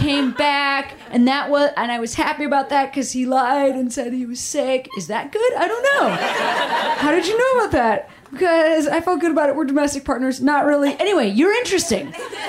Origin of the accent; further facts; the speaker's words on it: Seattle, Washington, United States; I'm from Seattle.